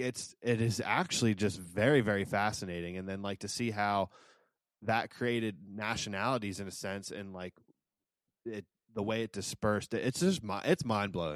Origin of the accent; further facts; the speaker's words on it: United States; as an American